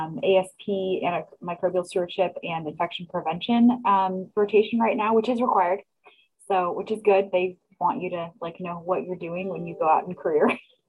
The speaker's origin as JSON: {"language": "English", "region": "Oregon", "country": "United States", "tie": "born or raised there", "moved": "as an adult", "lives_now": "Omaha, United States", "said": "I'm one of the second year infectious diseases fellows. And I am not from Nebraska. I grew up in Oregon and did my residency and medical school and residency out there."}